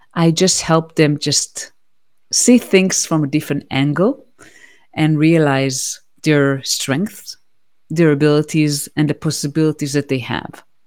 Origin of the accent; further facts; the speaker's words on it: Israel; moved away as an adult; also born or lived in United States; I now reside in Israel, which is my home country. But I used to live in the United States for nine years.